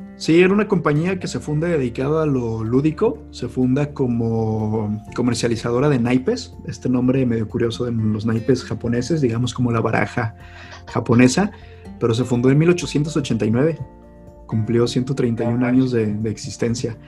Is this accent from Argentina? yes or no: no; Mexico; siendo mexicanos